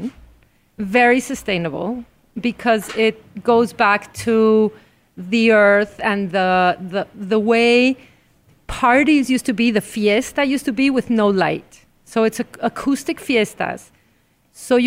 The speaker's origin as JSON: {"language": "English", "region": "Veracruz", "country": "Mexico", "said": "I'm here from Veracruz."}